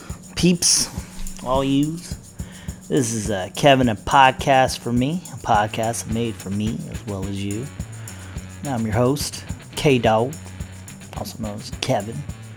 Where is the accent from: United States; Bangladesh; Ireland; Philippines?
Philippines; Made chicken adobo because I'm Filipino.